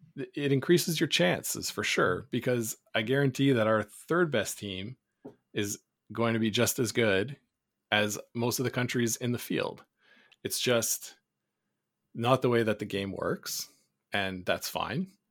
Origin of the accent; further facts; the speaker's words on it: Canada; as a Canadian